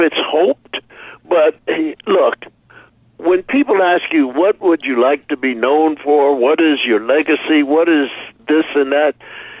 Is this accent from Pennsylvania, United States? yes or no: yes; Philadelphia, Pennsylvania, United States; Philadelphia, growing up in Philadelphia, being with people that are now named Fat Albert, et cetera, et cetera.